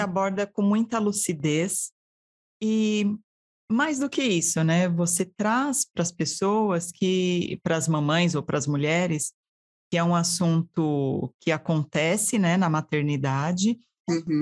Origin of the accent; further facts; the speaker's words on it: Diadema, São Paulo, Brazil; also born or lived in São Caetano do Sul; now in United States; Eu nasci em São Caetano, mas fui criada em Diadema